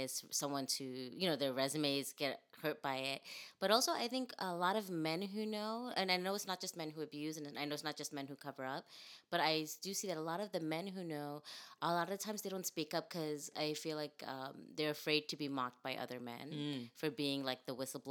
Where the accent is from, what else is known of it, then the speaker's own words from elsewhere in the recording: New York City, New York, United States; moved away; I grew up in Brooklyn